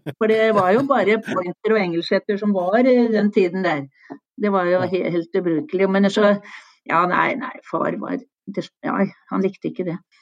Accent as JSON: {"language": "Norwegian", "region": "Oslo", "country": "Norway", "tie": "born or raised there", "moved": "yes", "said": "Jeg er født i Oslo"}